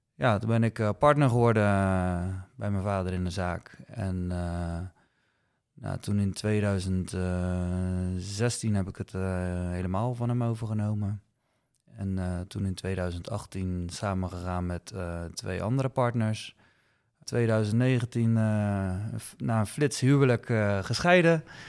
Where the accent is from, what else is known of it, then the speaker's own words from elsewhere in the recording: 's-Gravenzande, South Holland, Netherlands; also born or lived in Rotterdam / Dordrecht; geboren en getogen in Schravenzande.